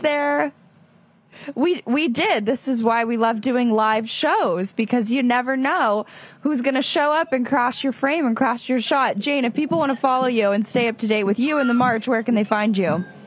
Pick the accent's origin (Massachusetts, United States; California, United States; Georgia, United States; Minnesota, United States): California, United States; Los Angeles; moved away; my hometown of Los Angeles